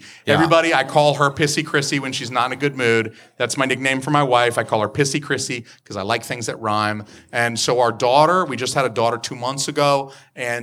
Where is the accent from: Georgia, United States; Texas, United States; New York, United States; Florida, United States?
Georgia, United States; Atlanta; moved away; I'm from Georgia. I'm from Atlanta